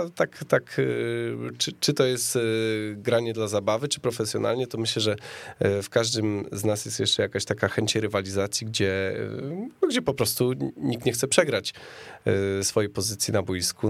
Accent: Opole Voivodeship, Poland; now in Warsaw, Poland; pochodzę z Opolszczyzny

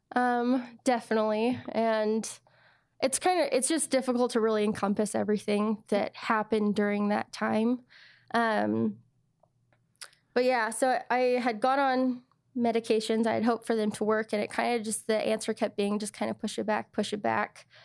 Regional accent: United States; I was from the States

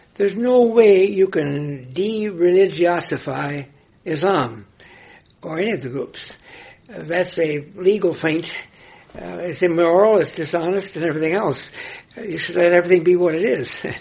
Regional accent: Nebraska, United States; my home state of Nebraska

